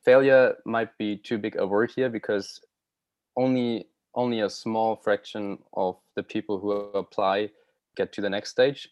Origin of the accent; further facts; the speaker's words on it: Germany; first language German; English is a second language; moved away as an adult; now in Vancouver, Canada; going back to Germany, obviously, I look forward to seeing my family and friends